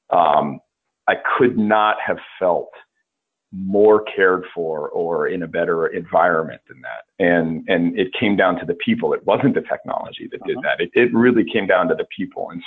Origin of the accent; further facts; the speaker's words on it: Georgia, United States; Well, I uh, uh, I grew up on the coast of Georgia, and uh, you'd you'd be surprised how many folks don't realize there is a coast of Georgia. but it's uh, uh it's part of the Low Country